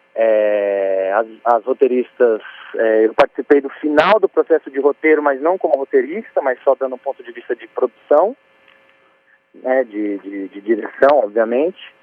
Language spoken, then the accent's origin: Portuguese; Paraná, Brazil; moved away as an adult; also born or lived in Italy; now in São Paulo, Brazil; eu sou do Paraná